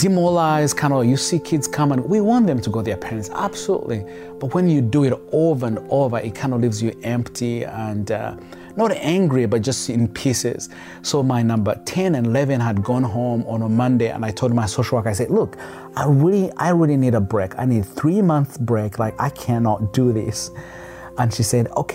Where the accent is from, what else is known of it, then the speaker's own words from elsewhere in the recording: Kampala, Central Region, Uganda; now in United States; he saw the need of kids on the streets of Kampala but he didn't walk away, but he wanted to do something. And he happened to help one, and that one happened to be me